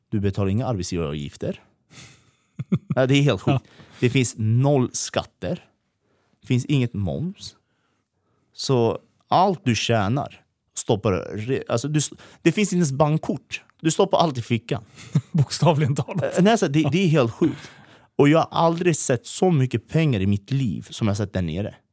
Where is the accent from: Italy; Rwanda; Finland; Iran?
Iran; also born or lived in Erbil, Iraq; now in Sweden; jag är kurd ifrån Iran. Ja. Men vi var tvungna att fly därifrån. Eh, så vi åkte till Irak.